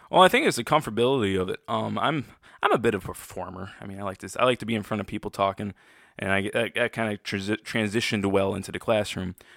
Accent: Freeland, Michigan, United States; I was born and raised in Freeland, Michigan, just I'm just near Saginaw, Michigan.

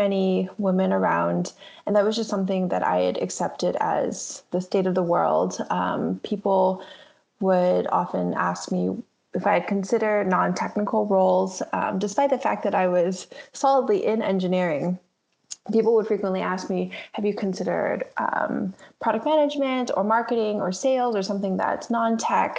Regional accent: Bay Area, California, United States; I grew up in the Bay Area

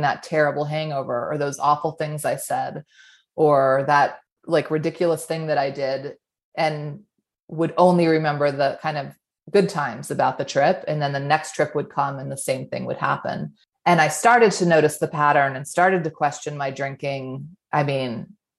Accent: New England, United States; moved away as an adult; now in Utah, United States; I grew up in New England. I've been in Utah for the last 15 or 16 years

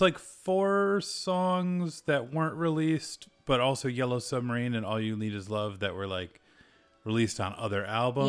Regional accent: United States; I'm a American.

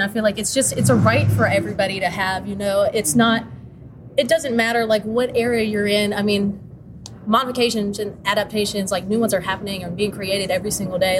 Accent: North Carolina, United States; I come from North Carolina

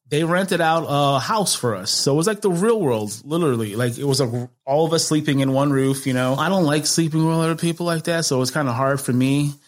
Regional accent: Chicago, Illinois, United States; North side of Chicago, right across the street from Wrigley Field.

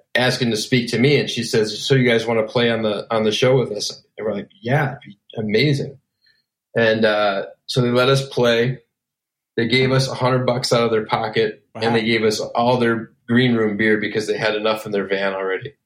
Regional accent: Elgin, Illinois, United States; I grew up in Elgin, Illinois, which is about 35 miles outside of downtown Chicago

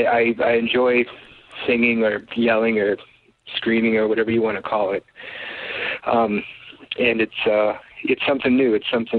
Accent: Detroit, Michigan, United States; we're all friends from Detroit.

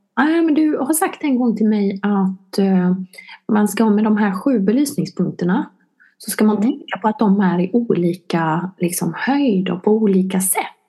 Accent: Vetlanda, Jönköping County, Sweden; now in Helsingborg, Sweden

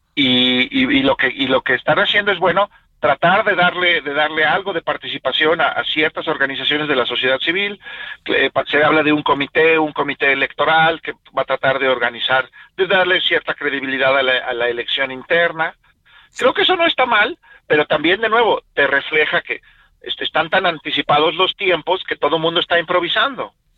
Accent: Mexico; a mí como ciudadano mexicano

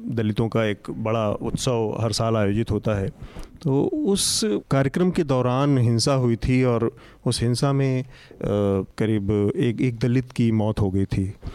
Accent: Azamgarh, Uttar Pradesh, India; मैं खुद आजमगढ़ का मूल निवासी हूँ

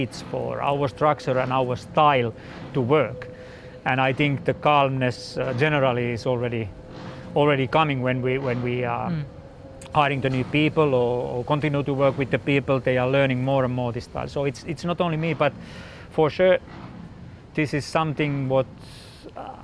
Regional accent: Finland; I'm from Finland and we are basically quite calm

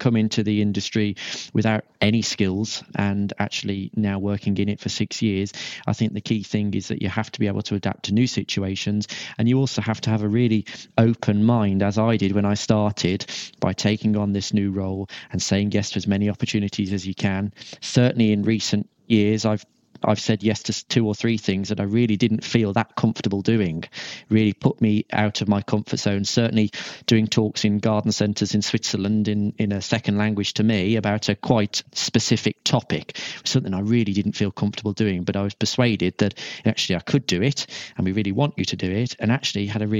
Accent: Shropshire, West Midlands, United Kingdom; also born or lived in Liverpool; came back to my hometown in Shropshire

